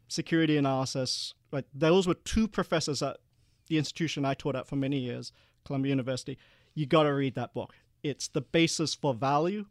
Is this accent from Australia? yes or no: yes; Perth, Western Australia, Australia; also born or lived in Malaysia; we were one of the first Asian families after the White Australia policy to move to Perth